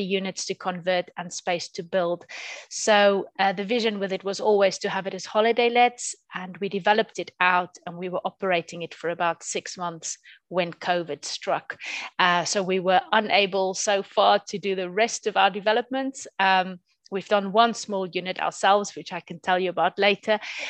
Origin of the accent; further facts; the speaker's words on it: South Africa; now in North Nottinghamshire, United Kingdom; I'm originally from South Africa. I came over to the UK permanently in 2001.